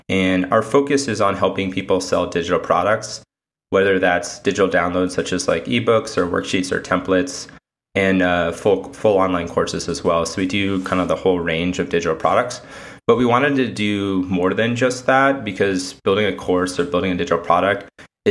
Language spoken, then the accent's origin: English; Connecticut, United States; now in New York City, United States; I'm originally from Connecticut